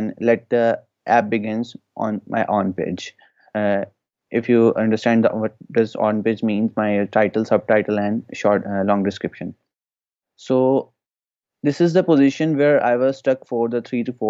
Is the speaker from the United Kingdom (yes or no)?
no; Pakistan; I'm from Pakistan